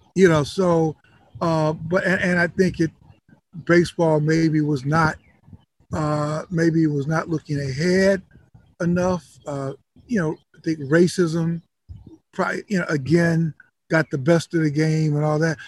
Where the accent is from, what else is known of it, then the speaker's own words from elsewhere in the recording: Chicago, Illinois, United States; I was growing up in Chicago